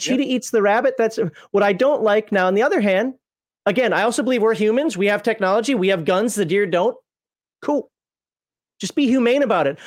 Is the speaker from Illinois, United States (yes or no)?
no; Minnesota, United States; I'm from Minnesota